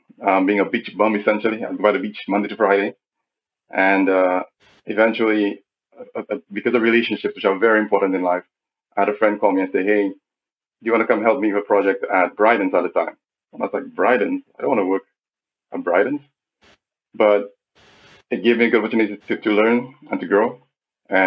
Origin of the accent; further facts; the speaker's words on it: St. Lucia; I'm a St. Lucian. More precisely, I'm from Barbuda. I'm a Barbudian.